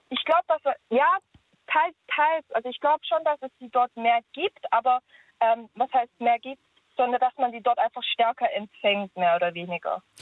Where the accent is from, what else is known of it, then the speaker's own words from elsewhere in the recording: Germany; Ich bin hier in Deutschland aufgewachsen